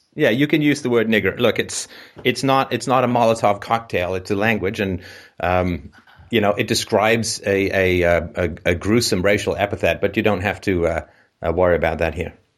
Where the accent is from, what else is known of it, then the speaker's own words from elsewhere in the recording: England, United Kingdom; moved away; also born or lived in Ireland / Canada; I was born in Ireland. I grew up in England, lived in Canada